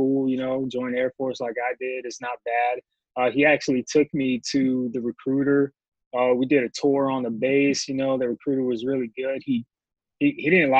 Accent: Tampa, Florida, United States; moved away as an adult; also born or lived in Massachusetts; now in Spain; we moved from Massachusetts down to Tampa Bay, Florida, where I kind of, you know, grew up, grown into a man

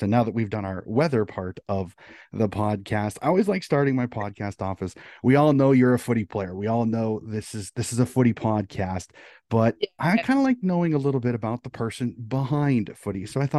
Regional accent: United States; being an American who got into the sport a little bit later

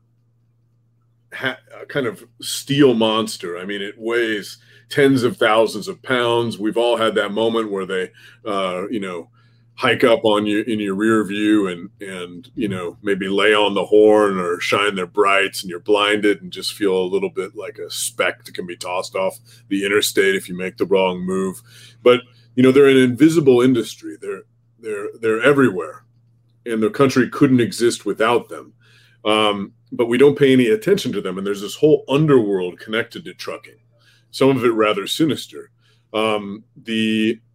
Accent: Oregon, United States; moved away as an adult; now in Minnesota, United States; I grew up in Oregon actually. And I've lived in the Midwest for some time now. I've lived in Minnesota alone for 9 years

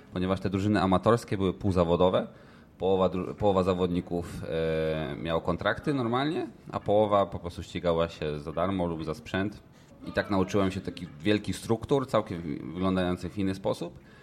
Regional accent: Świebodzice, Lower Silesian Voivodeship, Poland; ścigałem się w klubie, skąd pochodzę, jesteś L K S, Mercurius, Świebodzice

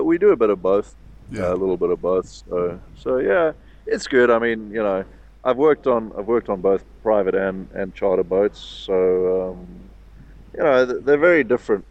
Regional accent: Cape Town, Western Cape, South Africa; I grew up in Cape Town

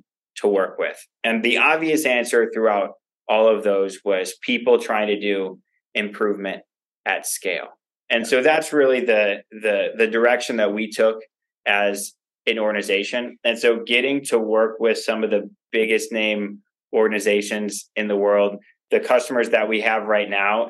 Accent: Chicago, Illinois, United States; I grew up in the north suburbs of Chicago

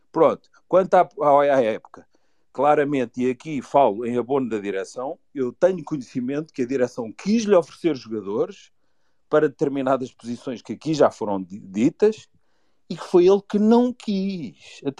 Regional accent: Lisbon, Portugal; Eu não sou do Norte, sou daqui de Lisboa.

